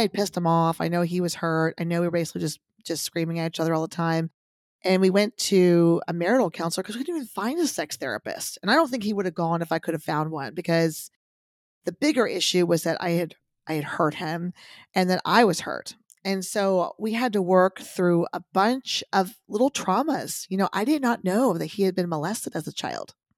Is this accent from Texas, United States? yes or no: yes; Texas, United States; I grew up in Texas where boobs were everything